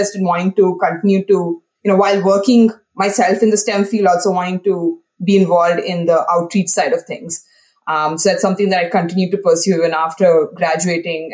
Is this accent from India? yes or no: yes; India; moved away as an adult; now in United States; Yes, so I'm originally from India, and I grew up in India, went through school in India, did my college in India as well, and then I finally came to the US for my PhD.